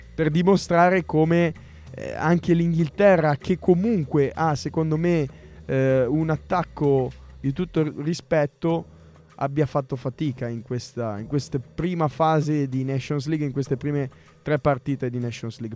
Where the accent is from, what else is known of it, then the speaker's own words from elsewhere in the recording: Recco, Liguria, Italy; a Recco, nel mio paese c'è una chiesa di Sant'Antonio